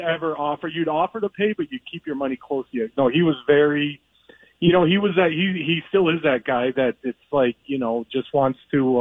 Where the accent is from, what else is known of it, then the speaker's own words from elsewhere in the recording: Minnesota, United States; moved away; I'm obviously from Minnesota